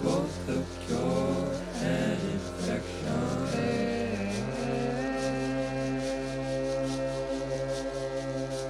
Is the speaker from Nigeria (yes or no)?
yes; Nigeria; I'm Nigerian